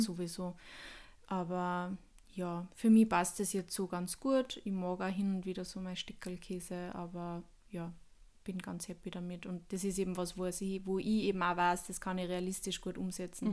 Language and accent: German; Upper Austria, Austria; Bei uns in Oberösterreich